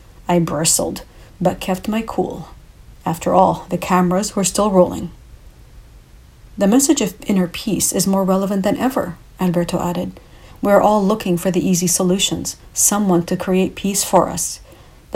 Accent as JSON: {"language": "English", "country": "Canada", "also_born_or_lived": "Lebanon (ancestry)", "said": "I'm a Canadian of Lebanese origins"}